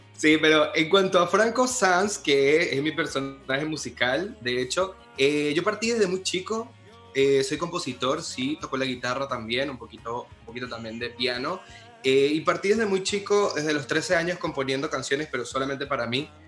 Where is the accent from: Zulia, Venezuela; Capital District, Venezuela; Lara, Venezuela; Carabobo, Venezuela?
Lara, Venezuela; Barquisimeto; en mi ciudad natal, que se llama Barquisimeto, Venezuela, porque soy venezolano también falta decir eso. Se nota por mi acento